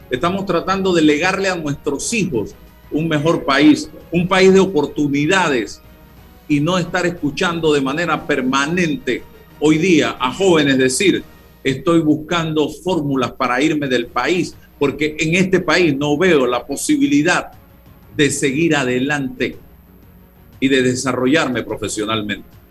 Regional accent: Panama; sentí como panameño

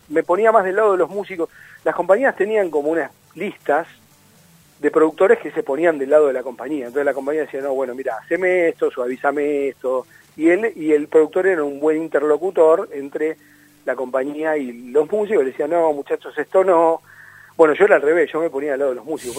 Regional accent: Mar del Plata, Buenos Aires Province, Argentina; moved away; es mi ciudad de crianza yo no nací en Mar del Plata yo nací en una clínica en Buenos Aires

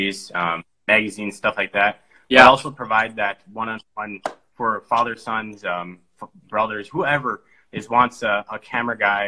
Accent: Devils Lake, North Dakota, United States; I was born and raised in Devil's Lake, North Dakota

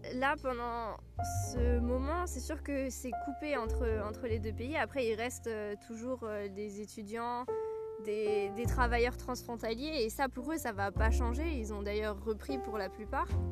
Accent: Alsace, Grand Est, France; accent: Alsatian; mon accent alsacien revenait

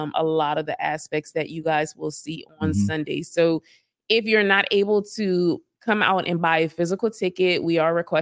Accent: Broussard, Louisiana, United States; she is in Broussard. That is my hometown.

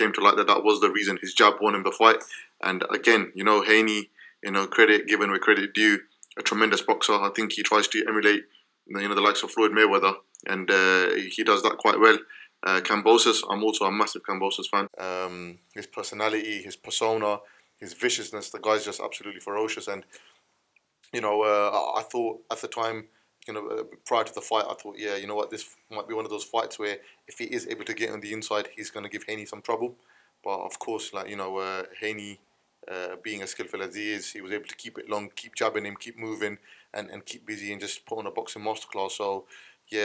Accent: United Kingdom; me being a British boxer

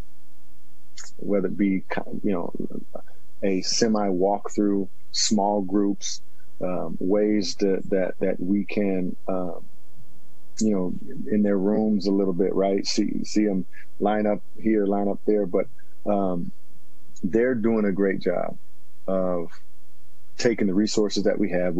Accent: Washington, United States; moved away as an adult; my hometown, it is big time Washington State, big time University of Washington

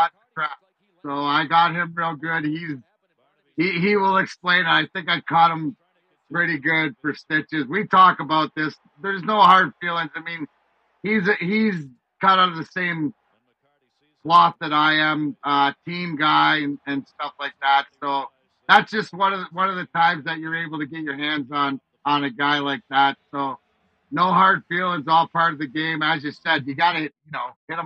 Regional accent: Leamington, Ontario, Canada; the house that I grew up in Leamington, Ontario

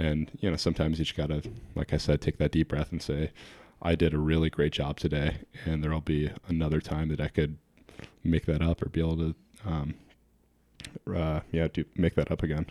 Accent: New Hampshire, United States; I grew up actually in New Hampshire, but I spent almost every summer of my life, um, on Lake Michigan.

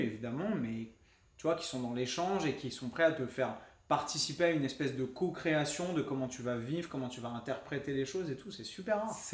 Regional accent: France; parce qu'on est français, on est râler

